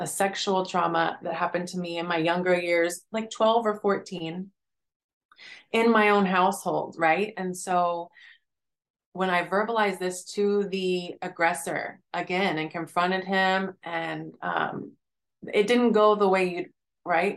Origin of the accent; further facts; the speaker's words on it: Oklahoma, United States; now in Philadelphia, United States; I grew up in Oklahoma. And that was a small town in Oklahoma.